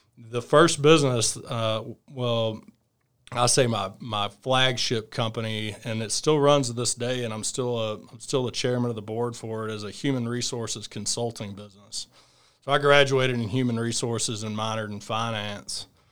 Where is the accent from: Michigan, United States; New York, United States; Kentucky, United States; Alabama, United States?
Alabama, United States; Fairhope; I grew up in, uh, outside of Mobile, Alabama, in a small town called Fairhope